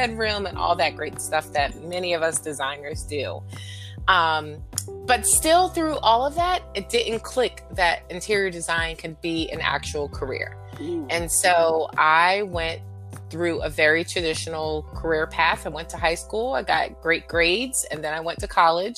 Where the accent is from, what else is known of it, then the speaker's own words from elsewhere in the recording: Fayetteville, North Carolina, United States; now in Philadelphia, United States; I grew up in Fayetteville, North Carolina.